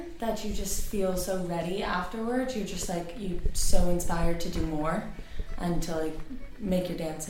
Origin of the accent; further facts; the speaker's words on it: Miami, Florida, United States; I'm from Miami, Florida.